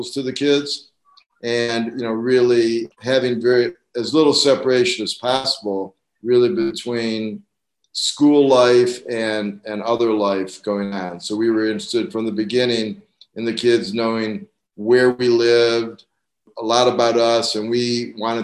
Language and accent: English; Cleveland, Ohio, United States; moved away as an adult; now in Bloomington, United States; I came from Cleveland to come to college down here in 1967